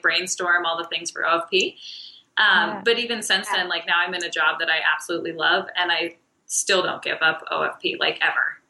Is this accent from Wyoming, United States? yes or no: yes; Wyoming, United States; now in Denver, United States; I'm originally from Wyoming.